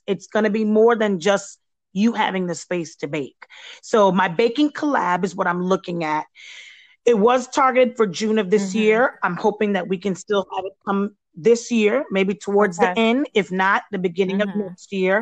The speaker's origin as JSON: {"language": "English", "country": "Belize", "moved": "yes", "said": "my background is not American, and I haven't ventured yet into doing any of the treats that come from my home country is Belize."}